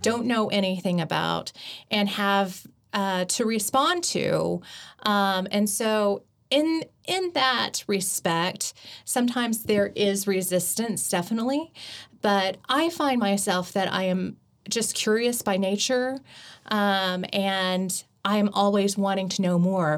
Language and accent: English; Chickasha, Oklahoma, United States; I grew up in Chickasha, um, which was predominantly white and also black